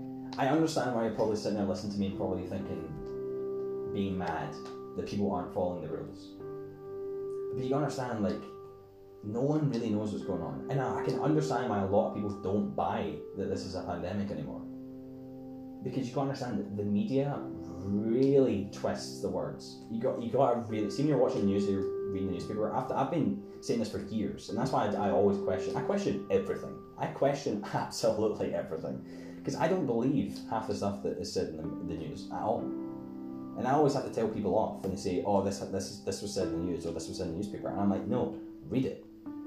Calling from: Scotland, United Kingdom; I'm speaking from Scotland. I don't know where you're from.

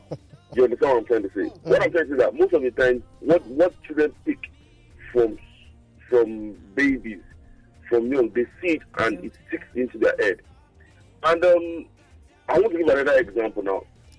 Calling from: Maryland, United States; calling from Maryland.

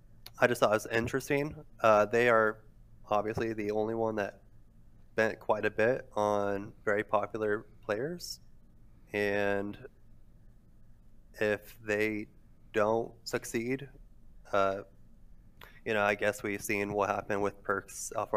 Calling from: Logansport, Indiana, United States; Logansport, Indiana.

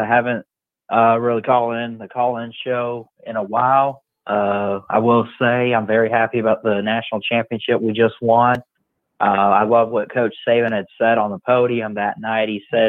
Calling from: Florida, United States; I'm calling from Florida.

